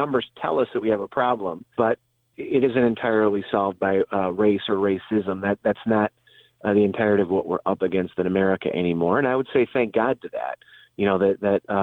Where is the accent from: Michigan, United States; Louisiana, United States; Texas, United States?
Michigan, United States; Detroit; My hometown is in the Detroit area, Detroit, Michigan